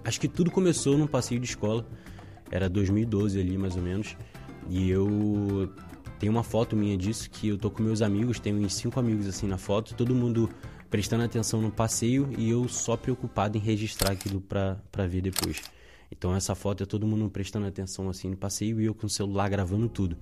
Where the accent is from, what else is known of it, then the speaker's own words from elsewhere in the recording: Rio de Janeiro, Brazil; also born or lived in Ilha do Governador / Padre Miguel / Inhaúma / Madureira; eu rodei o Rio de Janeiro inteiro, assim, até chegar no lugar onde eu passei mais tempo da minha vida. Então eu nasci na, na Ilha do Governador